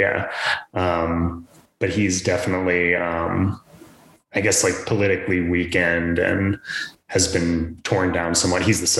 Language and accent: English; Maryland, United States; growing up in Maryland